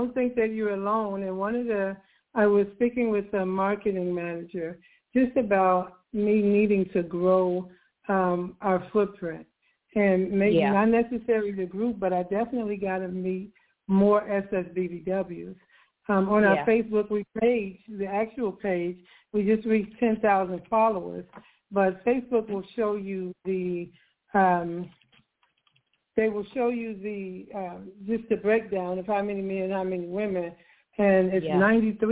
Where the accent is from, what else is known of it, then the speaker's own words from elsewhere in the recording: Chicago, Illinois, United States; moved away as an adult; also born or lived in Georgia; now in Atlanta, United States; I'm not from Atlanta. I'm from Chicago.